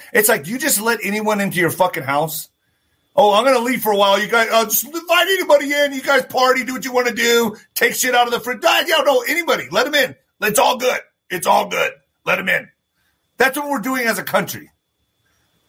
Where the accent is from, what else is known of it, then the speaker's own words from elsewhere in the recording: El Paso, Texas, United States; My hometown, baby, El Paso